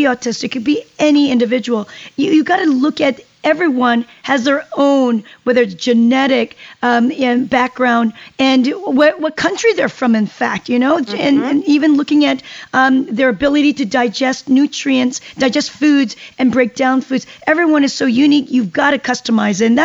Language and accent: English; South Korea; now in United States; I come from Korea, and soybean has been in our lives for hundreds of years.